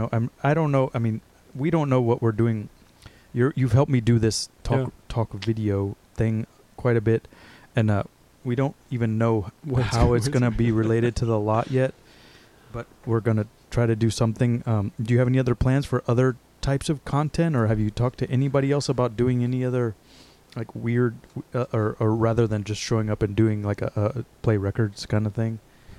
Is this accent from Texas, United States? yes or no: yes; Texas, United States; I'm from Texas, so I can talk to him a little bit about